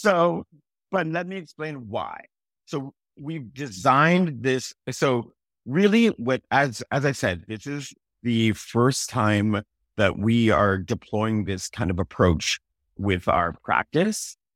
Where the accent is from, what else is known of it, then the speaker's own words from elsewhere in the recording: Toronto, Ontario, Canada; also born or lived in Malvern, Toronto; I grew up partly in Malvern, my parents grew up a little bit there, I was more North Scarborough than, than Malvern specifically